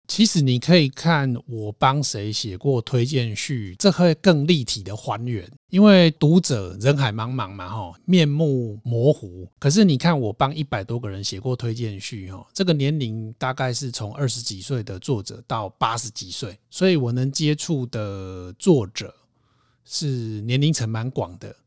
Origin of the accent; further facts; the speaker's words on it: Taiwan; 我是一个台湾人